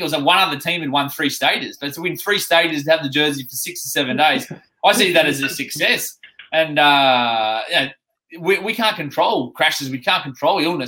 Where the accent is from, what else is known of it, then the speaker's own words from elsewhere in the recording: Australia; now in United Kingdom; when I go back to Oz